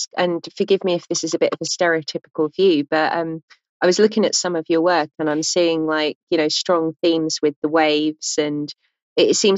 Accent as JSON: {"language": "English", "country": "United Kingdom", "said": "as a British person"}